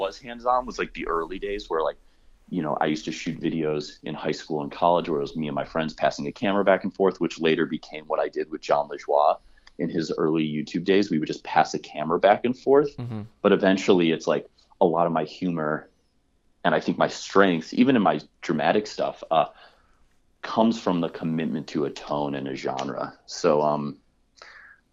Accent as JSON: {"language": "English", "town": "Chicago", "region": "Illinois", "country": "United States", "moved": "yes", "said": "I'm from Chicago"}